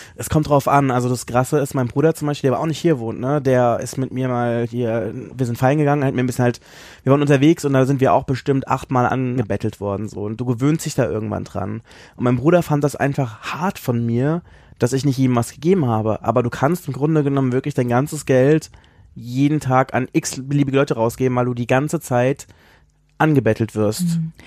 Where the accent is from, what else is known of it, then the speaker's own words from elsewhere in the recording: Southern Germany, Germany; moved away as an adult; also born or lived in Baden-Baden; now in Berlin, Germany; ich komme ja ursprünglich aus Süddeutschland